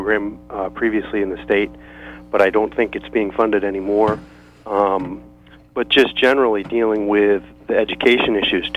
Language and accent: English; Maine, United States; my time in Maine and growing up and my family being here for a couple generations